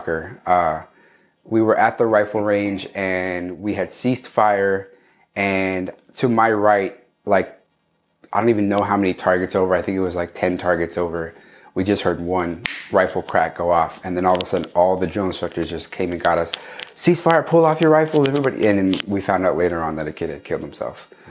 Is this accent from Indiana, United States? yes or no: no; Cerritos, California, United States; We grew up in Cerritos, California, in the 90s and the early 2000s